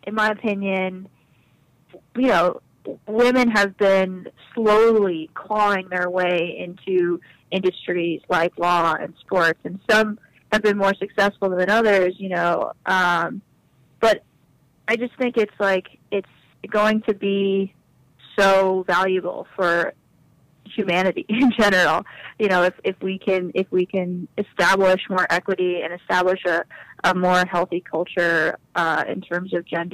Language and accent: English; New York, United States; also born or lived in Boston; my hometown